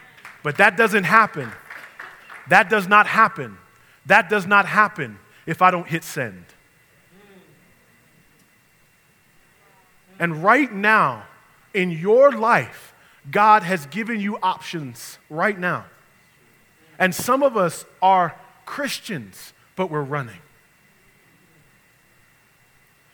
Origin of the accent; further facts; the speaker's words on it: New York, United States; moved away; I grew up in New York